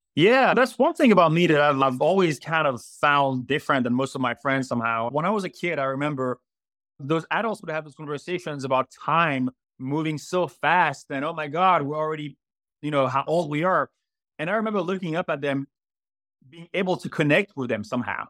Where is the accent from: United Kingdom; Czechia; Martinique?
Martinique; accent: French; English is a second language; moved away as an adult; also born or lived in Florida / France; now in Greer, United States; I was raised in Martinique until the age of 19.